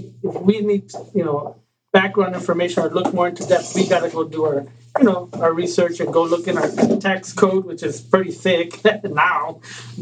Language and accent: English; Laredo, Texas, United States; I am from Laredo originally